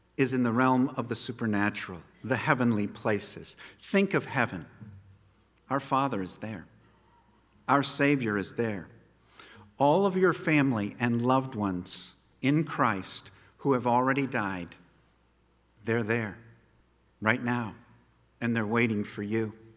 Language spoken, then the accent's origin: English; United States; No matter where we go in the world, we are American citizens